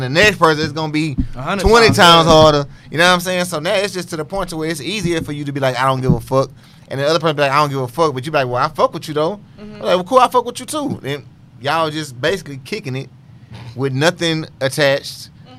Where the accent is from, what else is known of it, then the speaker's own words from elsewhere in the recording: Cyprus; I mean, I'm from Cyprus.